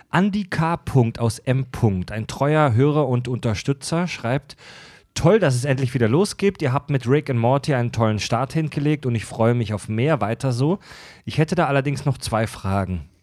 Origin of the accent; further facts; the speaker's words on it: Kieselbronn, Baden-Württemberg, Germany; ich komme aus Kieselbronn, einem noch viel schlimmeren Kaff.